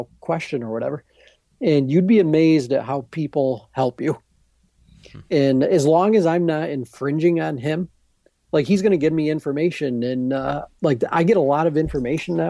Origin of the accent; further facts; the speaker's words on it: Adirondacks, New York, United States; I'm from the Adirondacks